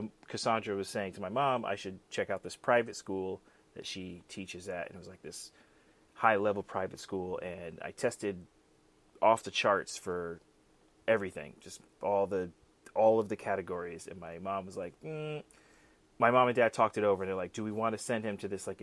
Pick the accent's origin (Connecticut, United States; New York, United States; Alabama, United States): Connecticut, United States; Fairfield County; I grew up in Fairfield County, Connecticut.